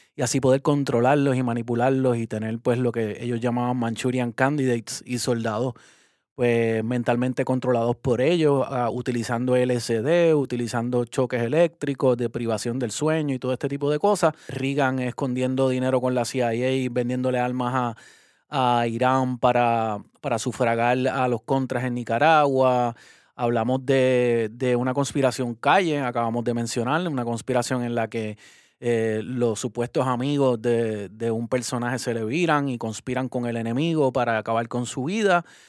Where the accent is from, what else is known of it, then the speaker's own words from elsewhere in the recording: Puerto Rico; como puertorriqueño